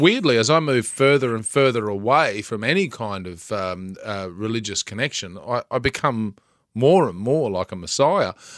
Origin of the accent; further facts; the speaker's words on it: Bundaberg, Queensland, Australia; I grew up in Bundaberg.